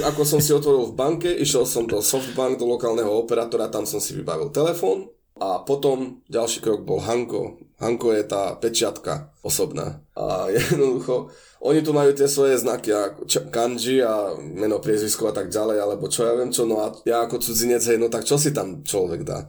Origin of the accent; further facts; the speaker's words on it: eastern Slovakia, Slovakia; moved away as an adult; now in Japan; odkiaľ ja pochádzam z východu Slovenska